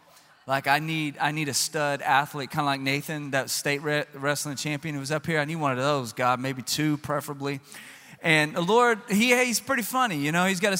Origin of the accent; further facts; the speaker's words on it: South Louisiana, United States; I'm from South Louisiana. So we grew up with shotguns and you know, rubber boots.